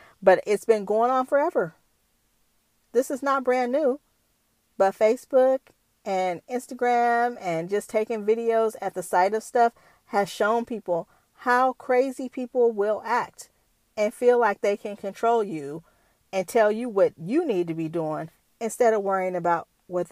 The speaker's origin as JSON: {"language": "English", "area": "Bay Area", "region": "California", "country": "United States", "said": "I'm from the Bay Area"}